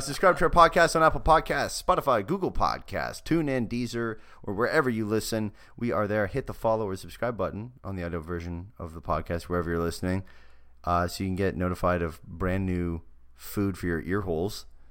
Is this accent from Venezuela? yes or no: no; Canada; moved away; the incredible motherland that is Canada.